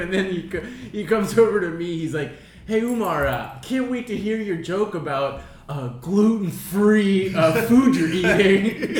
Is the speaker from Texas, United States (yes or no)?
no; Baltimore County, Maryland, United States; I grew up like 2 minutes from where Josh works.